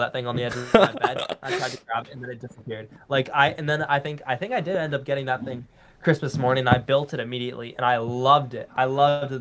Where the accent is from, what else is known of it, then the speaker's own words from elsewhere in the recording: California, United States; I'm from California, I never get to see snow